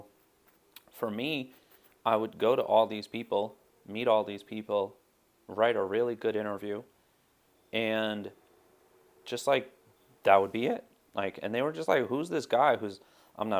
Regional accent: United States; a Pakistani American Muslim

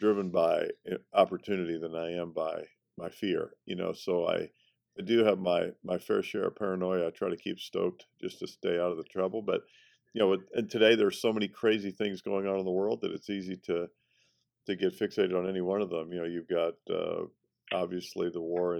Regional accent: Kentucky, United States; I grew up in Kentucky

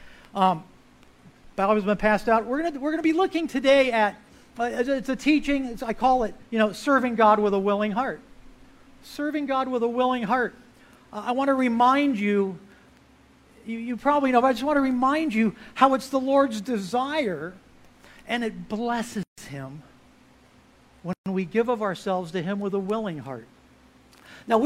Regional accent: Florida, United States; moved away as an adult; also born or lived in Galveston, Texas; I grew up in Florida, got to Texas as fast as I could, but that was after college.

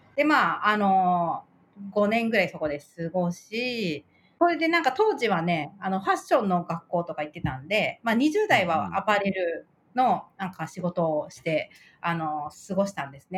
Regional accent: Tokyo, Japan; moved away as an adult; also born or lived in France; now in Niigata, Japan; 東京、父は東京なんで、ずっと東京で生まれ育って

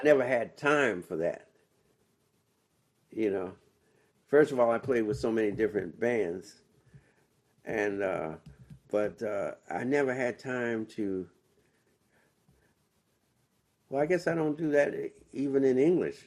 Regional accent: Washington, District of Columbia, United States; I'm from Washington, D.C.

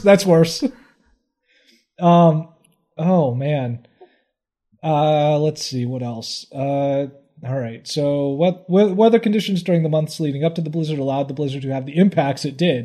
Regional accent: Midwest, United States; being a Midwesterner

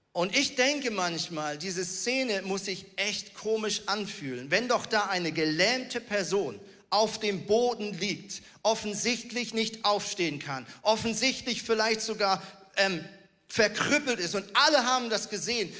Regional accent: Switzerland; moved away as an adult; also born or lived in Northern Germany; now in Germany; ich bin ja Schweizer

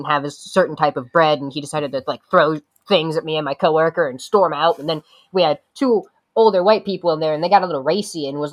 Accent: Columbus, Ohio, United States; I'm from Columbus, Central Ohio

